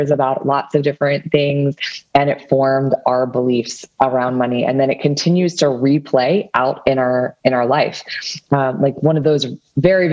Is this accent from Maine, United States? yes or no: no; Washington, District of Columbia, United States; I am from the Washington, D.C. area